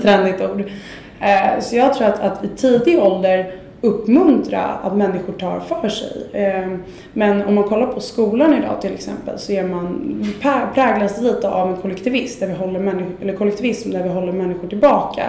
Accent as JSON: {"language": "Swedish", "country": "Sweden", "said": "vi är ju lite jante i Sverige"}